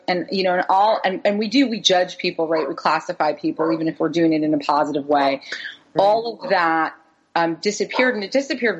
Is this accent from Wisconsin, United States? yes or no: no; New York City, New York, United States; also born or lived in the American South; So we moved back up to New York City. I'm from New York